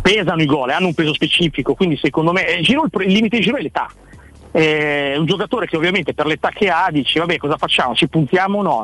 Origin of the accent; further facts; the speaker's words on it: Tradate, Lombardy, Italy; del Tradate, che è il mio paese